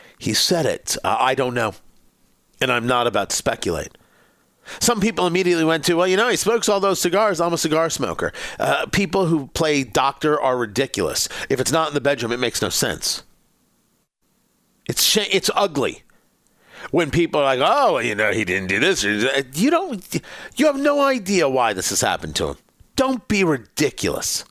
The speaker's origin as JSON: {"language": "English", "town": "Middletown", "region": "New Jersey", "country": "United States", "tie": "born or raised there", "said": "growing up in Middletown, New Jersey, it was the Howard Johnsons on Route 35"}